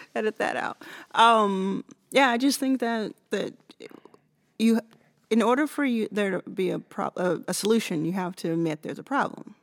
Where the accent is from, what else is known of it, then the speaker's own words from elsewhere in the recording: United States; I'm American